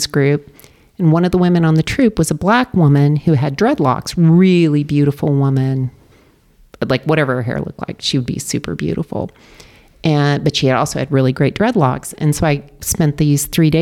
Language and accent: English; Dallas, Texas, United States; also born or lived in London, United Kingdom; now in Darien, United States; Originally from Texas